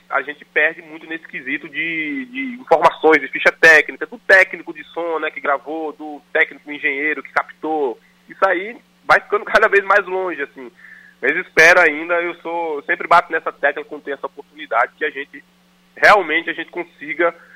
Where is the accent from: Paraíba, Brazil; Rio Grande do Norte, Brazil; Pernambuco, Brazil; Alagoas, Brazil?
Paraíba, Brazil; interior of; Eu sou do interior da Paraíba